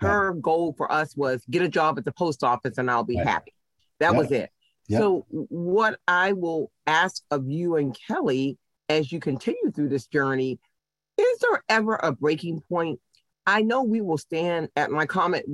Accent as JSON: {"language": "English", "town": "Baltimore", "region": "Maryland", "country": "United States", "tie": "born or raised there", "said": "Being born and raised in Baltimore"}